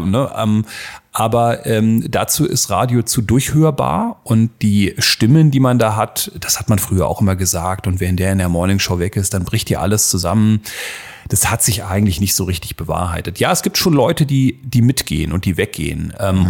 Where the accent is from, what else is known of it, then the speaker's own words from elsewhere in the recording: Berlin, Germany; moved away; also born or lived in Hildesheim; ich bin aus Berlin, hab, hört man äh, raus übrigens. Äh, das freut mich sehr, dass man es noch ein bisschen hört